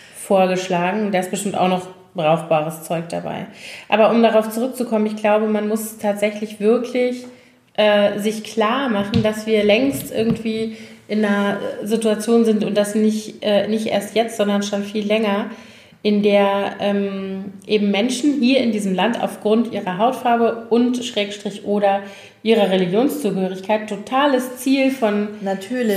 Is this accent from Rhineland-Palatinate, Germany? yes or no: yes; Koblenz, Rhineland-Palatinate, Germany; born or raised there